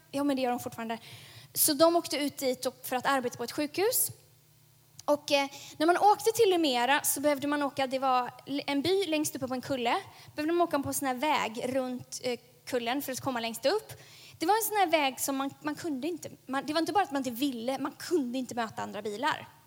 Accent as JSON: {"language": "Swedish", "town": "Lemera", "region": "South Kivu", "country": "DR Congo", "tie": "born or raised there", "said": "Där växte jag upp, på Lemera."}